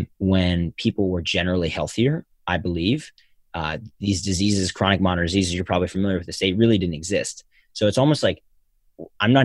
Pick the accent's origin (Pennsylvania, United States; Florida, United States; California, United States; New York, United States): Pennsylvania, United States; Philadelphia; Philadelphia, my hometown